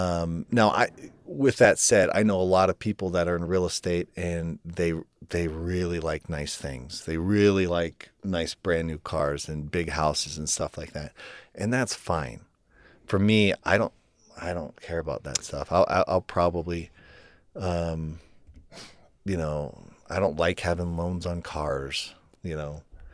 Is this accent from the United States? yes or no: yes; Ohio, United States; her parents bought this house for us and that we grew up in Ohio.